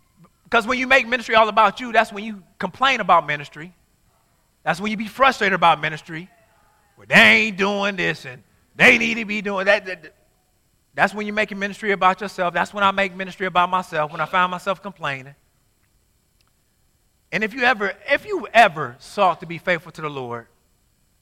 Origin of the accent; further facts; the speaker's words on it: Inkster, Michigan, United States; I'm from Inkster.